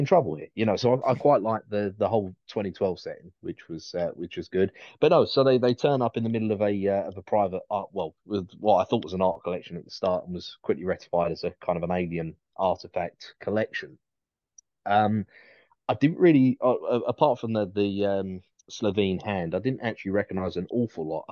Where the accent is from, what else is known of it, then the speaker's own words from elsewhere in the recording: United Kingdom; as a Brit